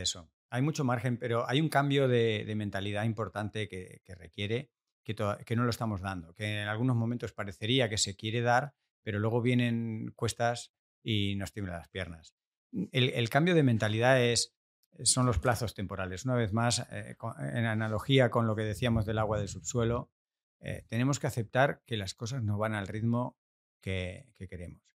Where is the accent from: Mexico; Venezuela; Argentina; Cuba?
Argentina; nací en Argentina, en Argentina es la tierra del asado